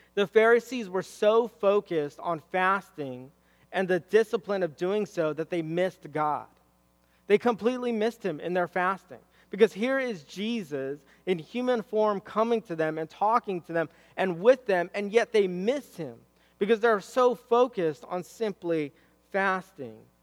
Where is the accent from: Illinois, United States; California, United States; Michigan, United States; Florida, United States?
California, United States; Southern; I'm from SoCal